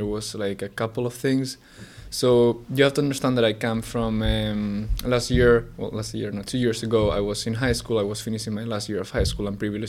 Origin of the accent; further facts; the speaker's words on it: Madrid, Community of Madrid, Spain; English is a second language; moved away as an adult; now in Helsinki, Finland; I'm originally from Madrid, Spain, and I have been living here in Finland for 1 year and a half.